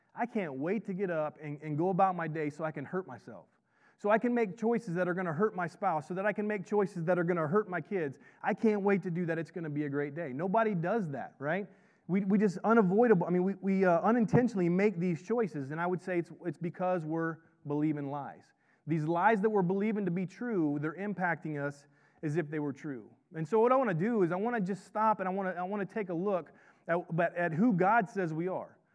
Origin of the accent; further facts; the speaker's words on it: Florida, United States; I, I grew up in Florida